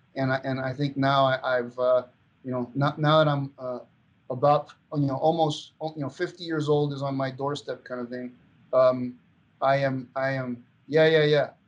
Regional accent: Venezuela; moved away; growing up in Venezuela

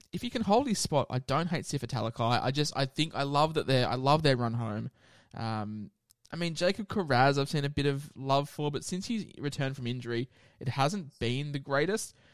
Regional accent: Queensland, Australia; as a Queenslander myself

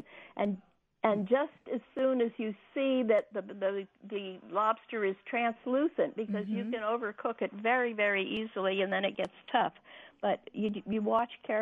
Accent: New England, United States; I'm from New England

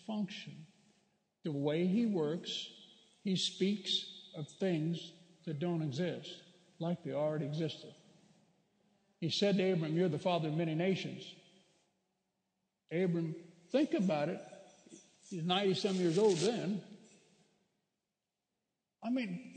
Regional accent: Bakersfield, California, United States; my hometown of Bakersfield

